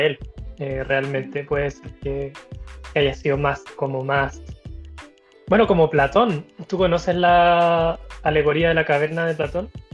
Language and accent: Spanish; Chile; de Chile